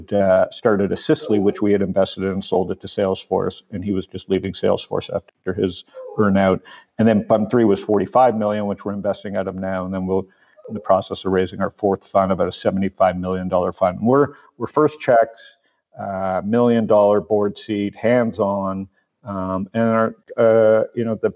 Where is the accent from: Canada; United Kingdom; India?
Canada; Toronto, Ontario; born or raised there; moved away as an adult; also born or lived in San Diego, California; now in Phoenix, United States